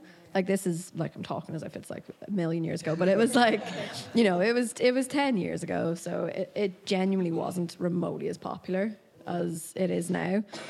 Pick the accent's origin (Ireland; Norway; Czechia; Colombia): Ireland; Dublin, Leinster; moved away as an adult; now in Belfast, United Kingdom; I'm also a Belfast-based freelance illustrator, but I'm from Dublin originally. I've moved up to Belfast close to a decade ago now, just to go to art university there and just stayed.